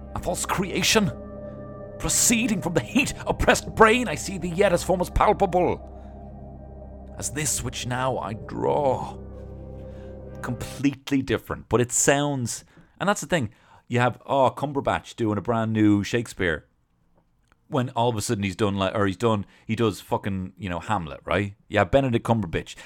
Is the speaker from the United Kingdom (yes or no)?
no; Dublin, Leinster, Ireland; I'm from Dublin.